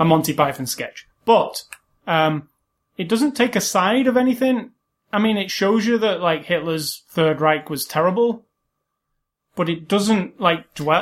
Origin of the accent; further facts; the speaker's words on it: United Kingdom; being British